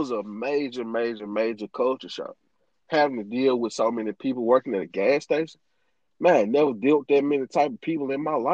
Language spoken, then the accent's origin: English; Greenville, Mississippi, United States; moved away as an adult; also born or lived in Chicago